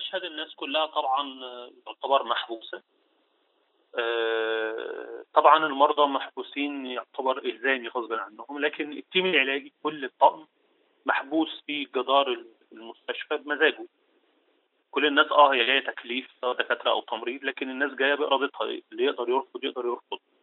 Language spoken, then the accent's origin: Arabic; Monufia Governorate, Egypt; أنا من المنوفية